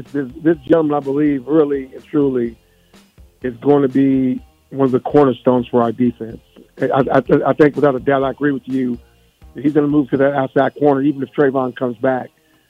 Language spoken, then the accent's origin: English; Louisville, Kentucky, United States; I'm from Louisville, Kentucky.